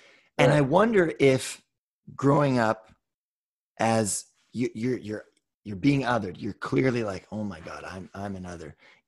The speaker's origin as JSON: {"language": "English", "region": "West Coast", "country": "United States", "tie": "born or raised there", "said": "And I grew up on the West Coast."}